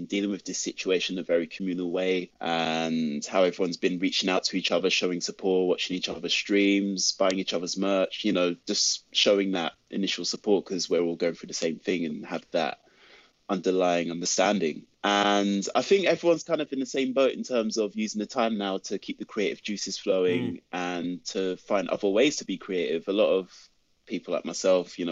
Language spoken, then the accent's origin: English; London, United Kingdom; when I was a kid growing up in South London